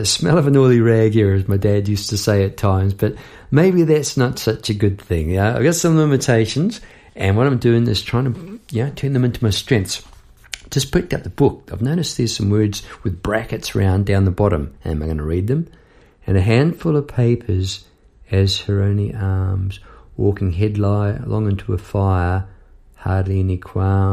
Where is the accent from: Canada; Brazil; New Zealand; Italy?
New Zealand; moved away as an adult; now in Melbourne, Australia; As a Kiwi